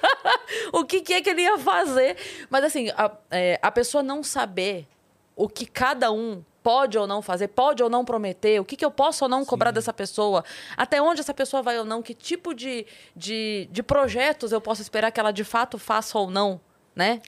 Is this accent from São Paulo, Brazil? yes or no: yes; Sorocaba, São Paulo, Brazil; eu sou de Sorocaba